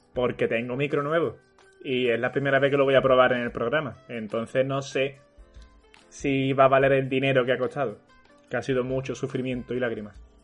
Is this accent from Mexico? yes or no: no; Andalusia, Spain; accent: Andalusian; reivindicaban nuestro acento y lo hacían, obviamente, con nuestro puto acento, con un andaluz hablando